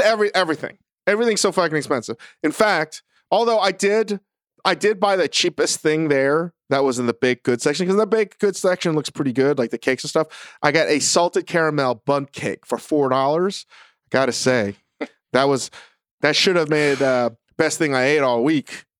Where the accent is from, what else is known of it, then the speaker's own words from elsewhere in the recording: Vienna, Virginia, United States; growing up in Northern Virginia, in Vienna